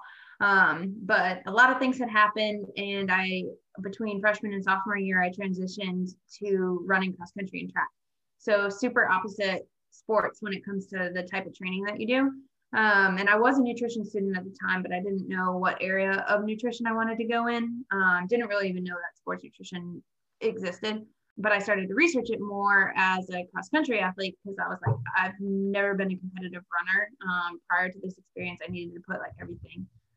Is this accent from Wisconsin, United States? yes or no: yes; Wisconsin, United States; moved away as an adult; also born or lived in Florida / Los Angeles, California; now in Durham, United States; growing up in Wisconsin